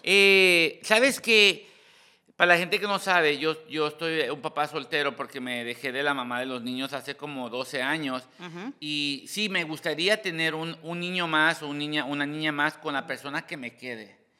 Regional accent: Hacienda Heights, California, United States; yo vine de Hacienda High

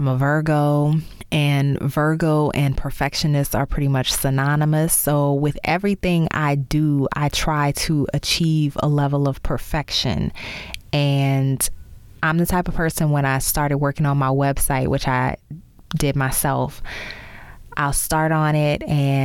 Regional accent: New Orleans, Louisiana, United States; moved away as an adult; also born or lived in Baltimore / Chicago / Dallas; My radio career required many cross-country relocations from my hometown of New Orleans to Baltimore, St. Louis, Chicago, Dallas, and now back to New Orleans

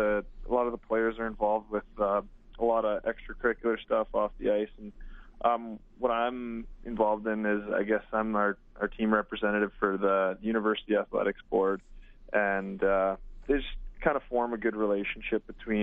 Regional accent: Vibank, Saskatchewan, Canada; I grew up playing hockey. You know, I was from Vibank.

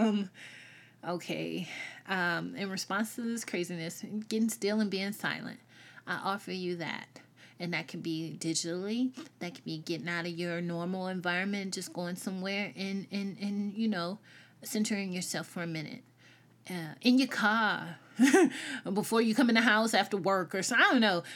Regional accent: the South, United States; accent: Southern; I'm Southern. But, um, I grew up in the South.

